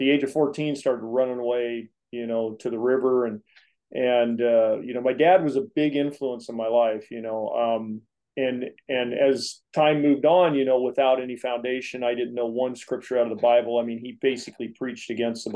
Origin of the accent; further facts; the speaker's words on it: Springfield, Oregon, United States; born here in Springfield, Oregon. I'm a native guy. You know, I grew up in agriculture